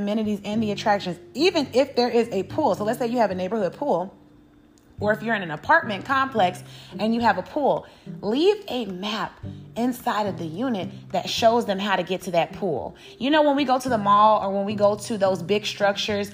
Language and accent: English; Chicago, Illinois, United States; Growing up in Chicago, Illinois